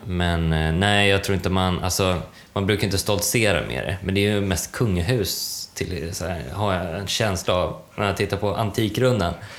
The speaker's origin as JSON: {"language": "Swedish", "country": "Sweden", "said": "Jag är blondin och svensk"}